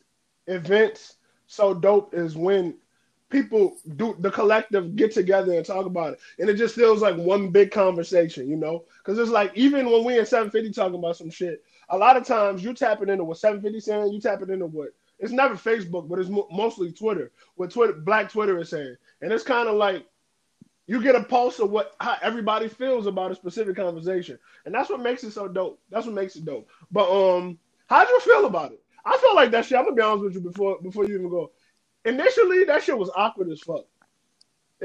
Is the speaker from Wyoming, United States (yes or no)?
no; New Orleans, Louisiana, United States; I'm from New Orleans